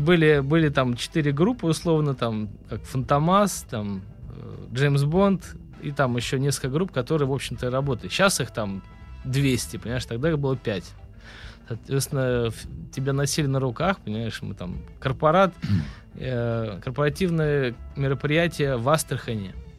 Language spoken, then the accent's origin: Russian; Vyborg, Leningrad Oblast, Russia; now in Saint Petersburg, Russia; Я музыкант из города Выборга. Я родился в Выборге